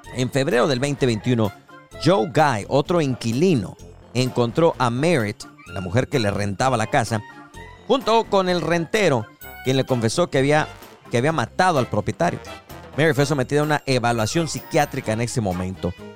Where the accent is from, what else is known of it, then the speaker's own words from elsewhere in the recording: Mexico; como mexicanos